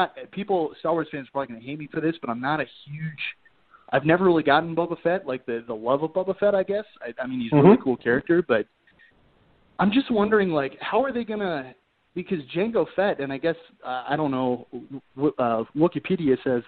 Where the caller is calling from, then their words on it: Colorado, United States; Colorado, actually.